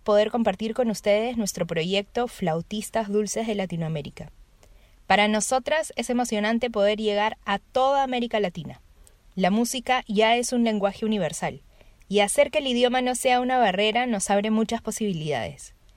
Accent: Peru; moved away as an adult; also born or lived in São Paulo, Brazil; now in Brazil; soy de Perú, pero vivo en Brasil hace ocho años

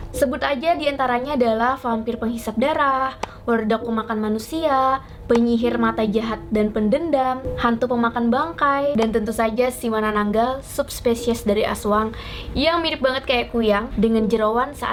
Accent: Kalimantan, Indonesia; dan ini Alkisah. Sebagai orang Kalimantan, dari kecil aku sudah pernah mendengar cerita-cerita mengenai kuyang.

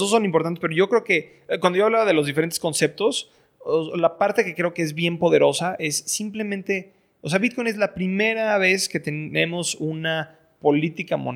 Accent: Venezuela; Entonces, en Venezuela lo que pasa es yo como, como venezolano no puedo

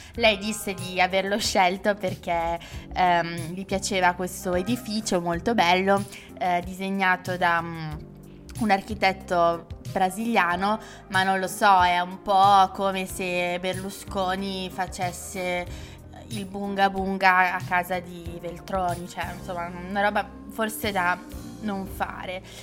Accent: Legnano, Lombardy, Italy; Legnano, che è il mio paese di, mm, eh, origine

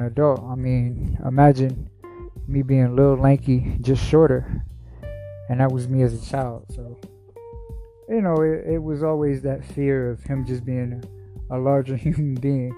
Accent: Shaker Heights, Ohio, United States; also born or lived in Stockton, California / Cleveland, Ohio; I grew up in Shaker Heights, Ohio

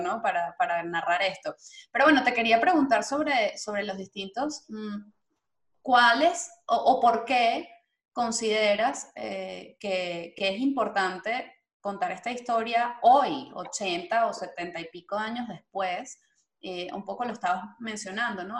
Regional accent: Venezuela; moved away; nosotros como venezolanos

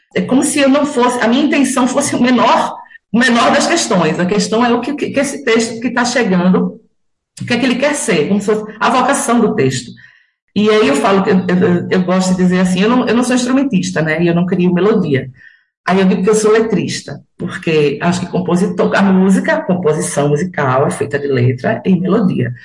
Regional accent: Carpina, Pernambuco, Brazil; also born or lived in Recife; eu moro aqui desde criança

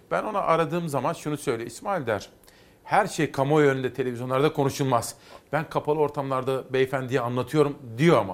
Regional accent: Simav, Kütahya, Turkey; Ben tabii Kütahya Simavlıyım

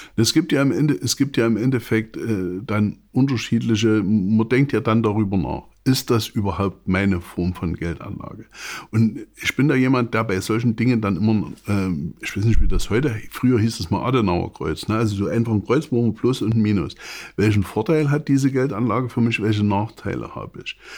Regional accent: Saxony, Germany; ich bin Sachse

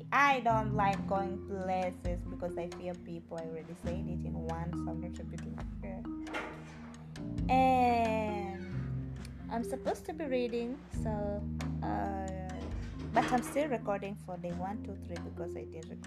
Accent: Kenya; I'm not British, I'm Kenyan, with some ties in Uganda

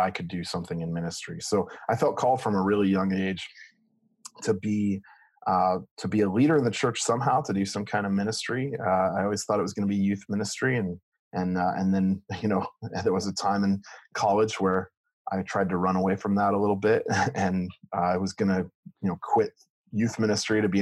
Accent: Ramona, California, United States; now in Toms River, United States; I tell people it's San Diego until I find out they're also from San Diego, and then I have to clarify I'm from Ramona

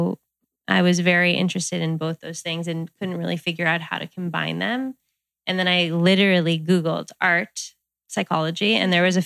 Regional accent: Westchester, New York, United States; moved away as an adult; also born or lived in Boulder, Colorado; now in Santa Monica, United States; I grew up in Westchester, New York

